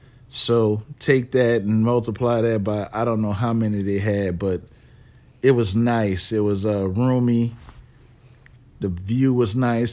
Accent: New Orleans, Louisiana, United States; Because I'm from New Orleans.

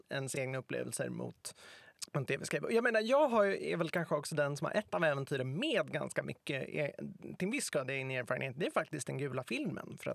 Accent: Stockholm, Stockholm County, Sweden; För att jag är uppväxt i Stockholm, jag kan Stockholm bra, jag kan Stockholms historia bra

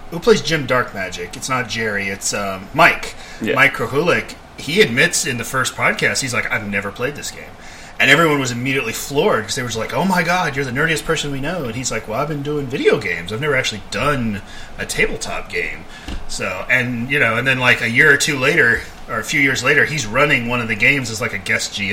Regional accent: England, United Kingdom; also born or lived in Germany; No, I I grew up overseas, so I grew up in England

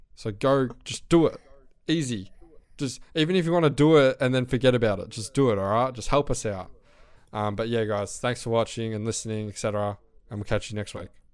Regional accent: Australia; Australian people

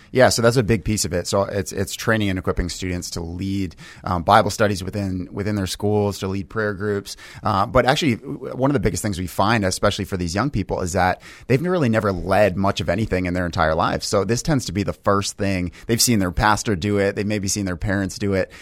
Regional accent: New Hampshire, United States; we actually both grew up in New Hampshire

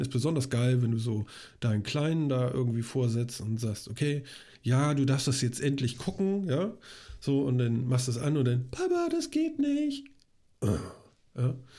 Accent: Hamburg, Germany; als Hamburger

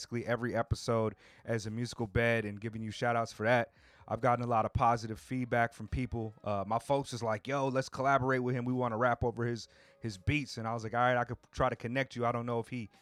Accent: Southern California, United States; I grew up in Southern California as well.

